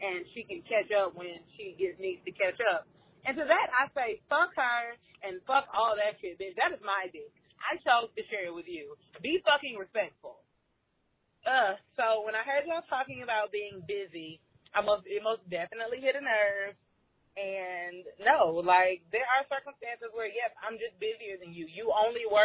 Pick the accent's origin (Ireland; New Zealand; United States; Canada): United States; Florida; now in Miami, United States; we're all from Florida